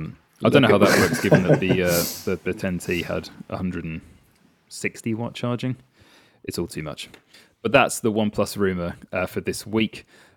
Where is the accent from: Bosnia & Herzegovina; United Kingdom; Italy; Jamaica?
United Kingdom; As is tradition, we're British, so we will complain about the weather.